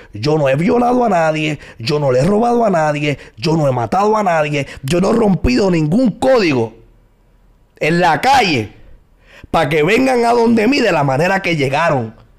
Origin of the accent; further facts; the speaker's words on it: San Juan, Puerto Rico; also born or lived in Puerto Nuevo; Me crié, me crié hasta los 10 años en el residencial Nemesio Recanales. Después de residencial Nemesio Recanales me mudé para Puerto Nuevo.